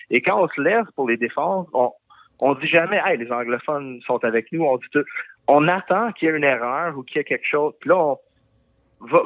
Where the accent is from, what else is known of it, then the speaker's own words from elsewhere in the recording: Quebec, Canada; on représente nous-mêmes, on représente des Québécois, on est des Québécois.